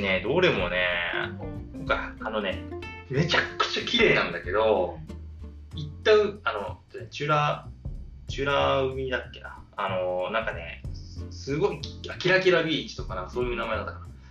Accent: Kyushu, Japan; 僕は九州出身なんで

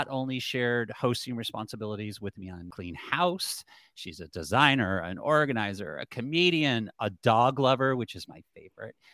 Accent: Cleveland, Ohio, United States; also born or lived in North Carolina; now in Los Angeles, United States; Like people say, "Where are you from?" And now I don't say I'm from Cleveland, or even I go home to North Carolina. I say I'm in LA.

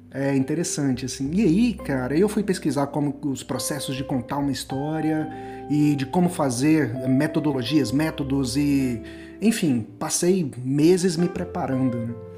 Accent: interior of Goiás, Brazil; educação do, do, do assim, interior, é, escola pública no interior do Goiás

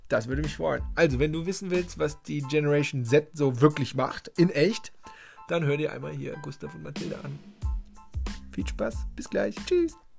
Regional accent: Waldbröl, North Rhine-Westphalia, Germany; moved away; hier im schönen Oberbergischen Kreis, in meiner Heimat, in Waldbröl

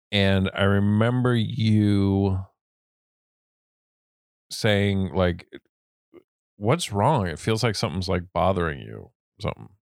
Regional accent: Durango, Colorado, United States; I grew up in a postcard called Durango, Colorado.

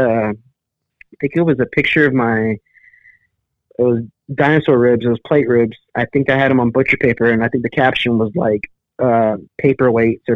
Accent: Robstown, Texas, United States; in Robstown, growing up

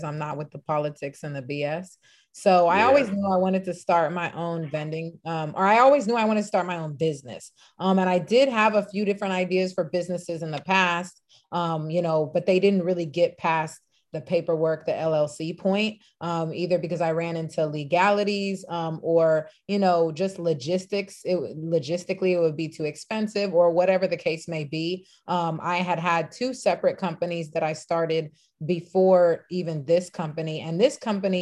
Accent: Los Angeles, California, United States; I'm born and raised in Los Angeles. Actually, LA people would say the Valley, 818 San Fernando Valley

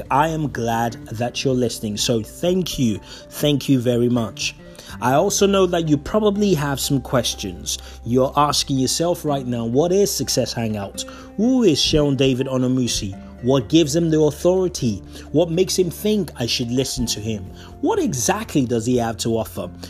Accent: Nigeria; moved away as an adult; now in United Kingdom; I was born in Nigeria. I spent 18 years of my life, so I was a grown up man before I left that beautiful country to live in the UK

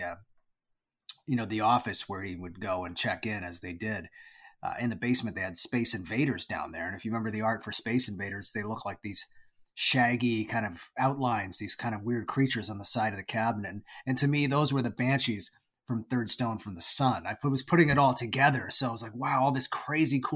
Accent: Toronto, Ontario, Canada; I was born in Toronto, Canada, and I lived most of my life there until I moved just outside of Toronto, but I've always pretty much lived within that area, what they call the GTA, the Greater Toronto Area.

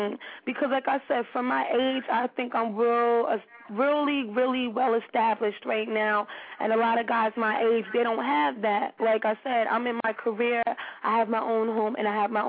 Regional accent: New York City, New York, United States; I'm from Harlem

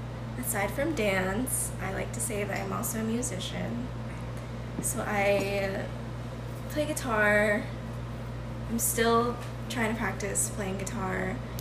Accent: Philippines; And I'm typical Filipino.

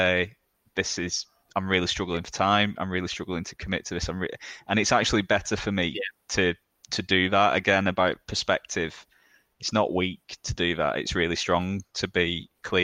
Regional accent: Burnley, North West England, United Kingdom; I'm from Burnley

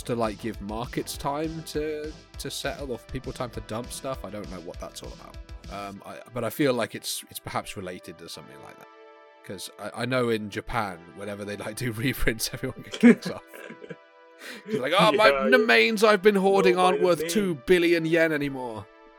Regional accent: England, United Kingdom; because I'm too English

